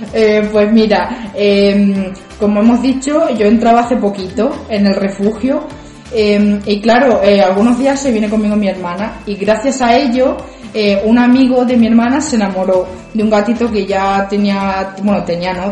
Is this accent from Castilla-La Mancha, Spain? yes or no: yes; Ciudad Real, Castilla-La Mancha, Spain; vivo aquí en Ciudad Real, nacida en Ciudad Real también